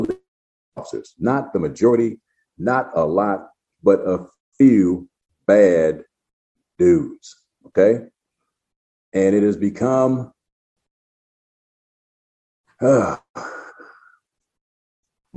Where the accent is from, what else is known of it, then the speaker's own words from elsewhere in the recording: United States; I'm American who happens to be Black